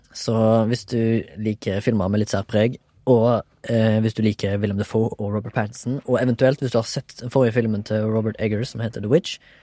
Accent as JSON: {"language": "Norwegian", "town": "Haugesund", "region": "Rogaland", "country": "Norway", "moved": "yes", "lives_now": "Oslo, Norway", "said": "jeg er fra Haugesund, men bor og jobber delvis i Oslo"}